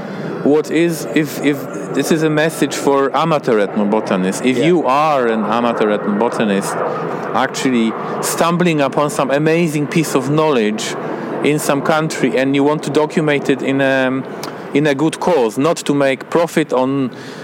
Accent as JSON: {"language": "English", "country": "Poland", "said": "I'm an ethnobotanist from Poland"}